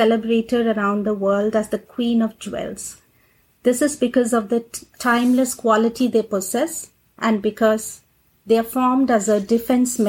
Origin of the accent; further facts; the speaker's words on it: India; moved away as an adult; now in United States; I'm actually originally from India. I came here in 2008 to the US.